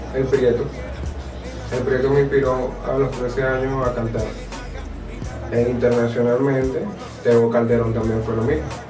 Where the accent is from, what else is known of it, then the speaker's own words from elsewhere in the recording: La Asunción, Nueva Esparta, Venezuela; also born or lived in Porlamar; Soy de la Asunción y ahí me crié desde niño